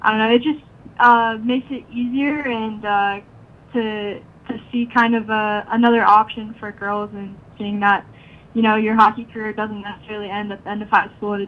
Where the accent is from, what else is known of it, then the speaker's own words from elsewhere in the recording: Raleigh, North Carolina, United States; I grew up here in Raleigh